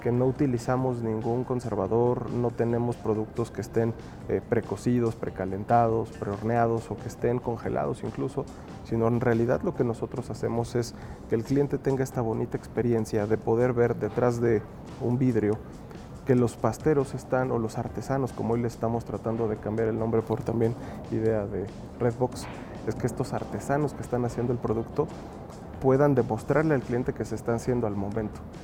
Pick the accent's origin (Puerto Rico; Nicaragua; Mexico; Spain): Mexico; tenemos como mexicanos